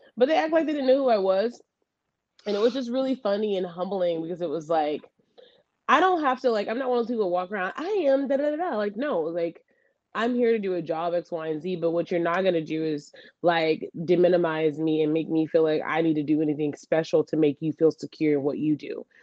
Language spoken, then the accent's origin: English; the South, United States; I'm from the South